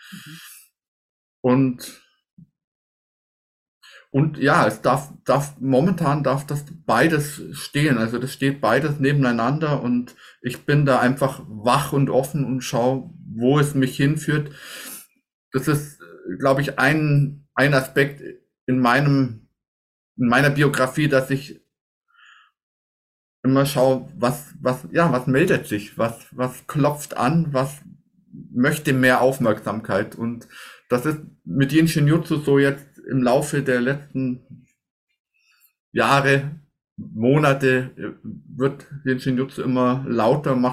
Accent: Bavaria, Germany; Gruppe mit einfach aus, aus dem Allgäu, aus meiner Heimat

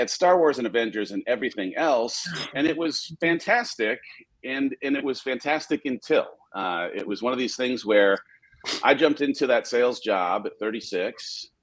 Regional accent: Southern California, United States; I grew up in Southern California, oldest of four kids

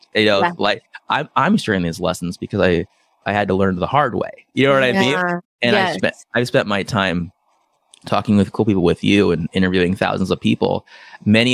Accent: San Diego, California, United States; also born or lived in Brazil; now in Oahu, United States; I grew up in San Diego

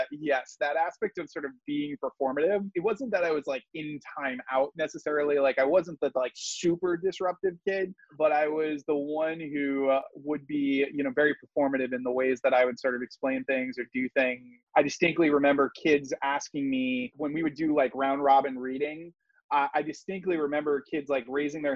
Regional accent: Providence, Rhode Island, United States; I'm originally from Rhode Island. I was living in Providence

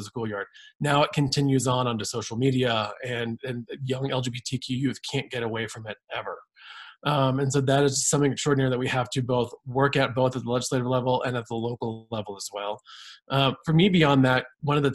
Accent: Santa Fe, New Mexico, United States; when I was growing up in Santa Fe

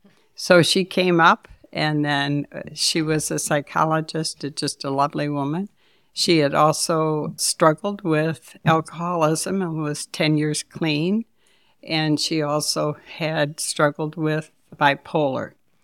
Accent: Detroit, Michigan, United States; moved away as an adult; now in Saginaw, United States; I grew up in Detroit.

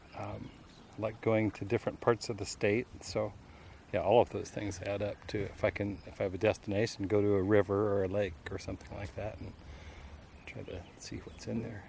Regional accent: Alaska, United States; also born or lived in Colorado; I was born in Colorado. We, my family moved here when I was about 12. So I've lived in Alaska almost my whole life

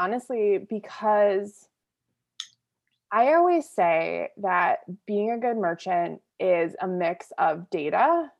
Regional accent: Boston, Massachusetts, United States

